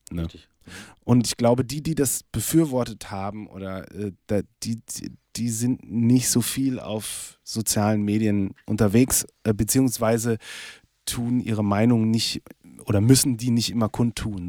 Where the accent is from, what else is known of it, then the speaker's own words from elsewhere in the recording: Lippstadt, North Rhine-Westphalia, Germany; moved away; in Lippstadt, in meiner Heimat